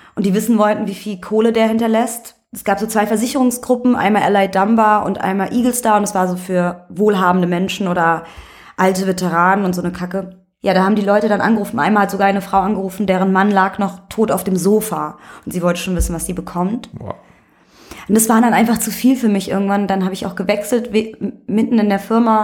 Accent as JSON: {"language": "German", "region": "Berlin", "country": "Germany", "tie": "born or raised there", "also_born_or_lived": "Vienna, Austria", "said": "bin aber mit einem Jahr nach Berlin gekommen und für mich existiert dieses eine Jahr nicht, deswegen ich bin Berlinerin"}